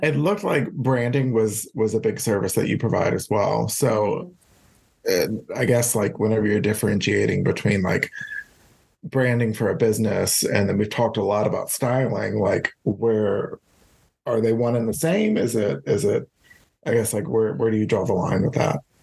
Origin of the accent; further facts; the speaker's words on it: Baton Rouge, Louisiana, United States; Baton Rouge is where I grew up.